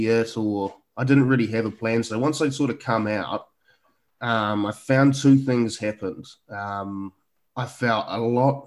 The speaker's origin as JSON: {"language": "English", "town": "Picton", "region": "Marlborough", "country": "New Zealand", "tie": "born or raised there", "moved": "yes", "lives_now": "Auckland, New Zealand", "said": "growing up in Picton was really, I mean, growing up in rural New Zealand"}